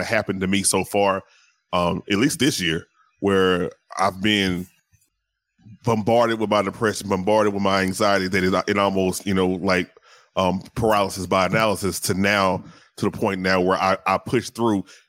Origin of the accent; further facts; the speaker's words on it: the South, United States; I grew up in the South, so Southern Baptist